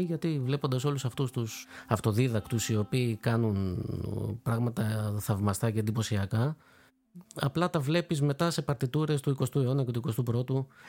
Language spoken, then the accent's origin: Greek; Corfu, Ionian Islands, Greece; Είμαι από την Κέρκυρα